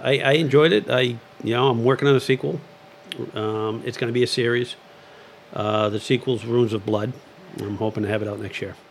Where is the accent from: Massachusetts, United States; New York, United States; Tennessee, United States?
Massachusetts, United States; Lowell; also born or lived in Dracut; I grew up in the city of Lowell